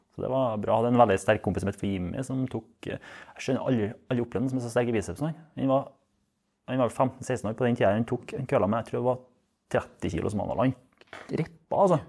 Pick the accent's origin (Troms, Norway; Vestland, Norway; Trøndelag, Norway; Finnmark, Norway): Trøndelag, Norway; jeg er fra Osning